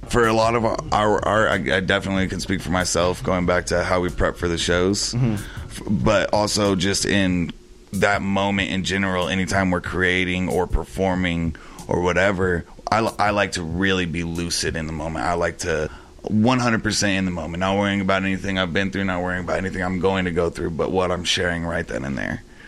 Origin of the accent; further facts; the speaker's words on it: El Paso, Texas, United States; moved away; where I grew up, how I grew up in El Paso, Texas, we treat each other with genuine respect